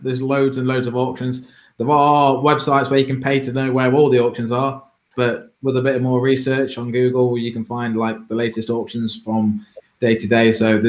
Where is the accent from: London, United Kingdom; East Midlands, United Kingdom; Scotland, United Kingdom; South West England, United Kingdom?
East Midlands, United Kingdom; Derby; I'm only from Derby, I'm a small lad.